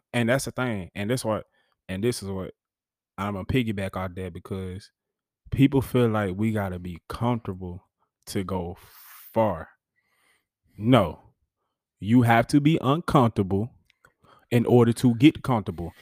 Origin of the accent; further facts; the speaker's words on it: Huntsville, Alabama, United States; I grew up in Huntsville being a bulldog